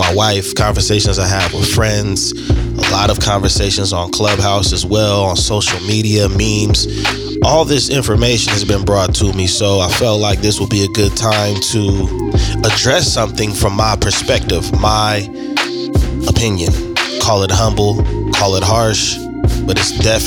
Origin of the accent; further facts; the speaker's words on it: Bakersfield, California, United States; in my hometown where I was born